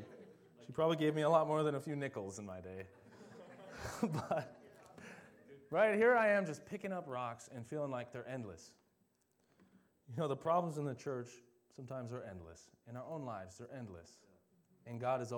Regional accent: Delano, Minnesota, United States; also born or lived in Champlin Park, Minnesota; when we moved from Champlin Park to Delano, Minnesota, the land was like a desert

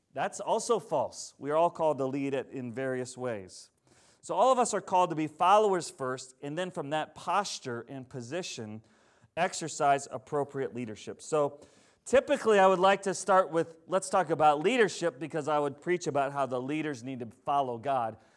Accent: Plainview, Minnesota, United States; I grew up in Plainview, Minnesota

